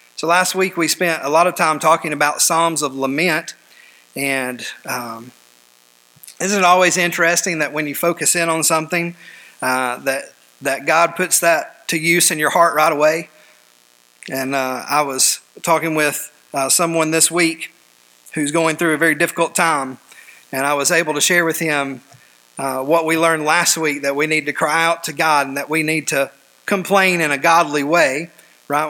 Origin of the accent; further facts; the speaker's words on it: United States; us as American believers today